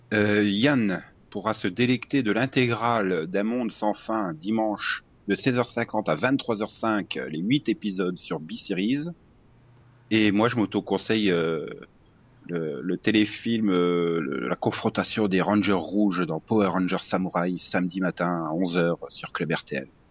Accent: France; on est français

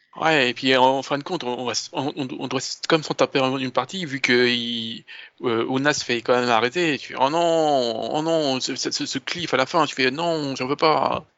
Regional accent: France; je suis français

